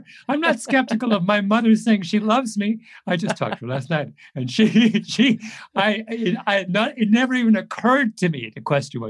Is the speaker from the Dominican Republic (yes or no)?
no; Canada; also born or lived in England; Now, I will say I'm a Canadian, but I am an immigrant to Canada. So I have, I came from England when I was six.